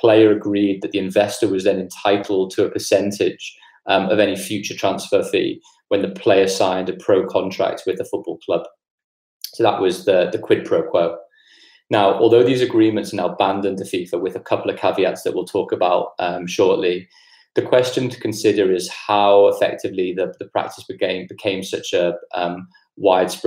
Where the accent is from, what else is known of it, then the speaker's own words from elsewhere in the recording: Liverpool, North West England, United Kingdom; moved away; I'm from Liverpool originally, and grew up there